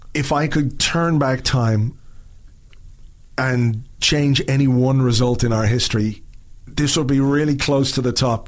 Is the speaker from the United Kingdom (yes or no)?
no; Dublin, Leinster, Ireland; moved away; also born or lived in Spain